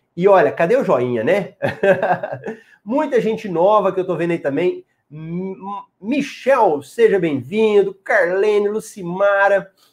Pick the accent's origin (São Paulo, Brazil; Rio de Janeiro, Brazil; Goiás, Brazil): Goiás, Brazil; Eu sou de Goiás